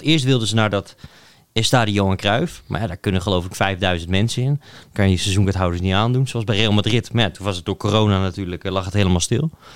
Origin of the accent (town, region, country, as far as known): Netherlands